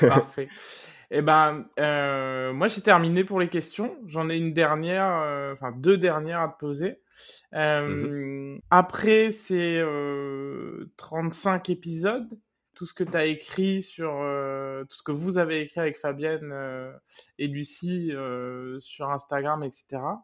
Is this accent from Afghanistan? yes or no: no; Réunion; moved away as an adult; je suis parti maintenant il y a 15 ans et j'ai pu aussi euh, euh, construire des amitiés très fortes, euh, mmh des réunionnais notamment, qui sont restés dans ma vie depuis la réunion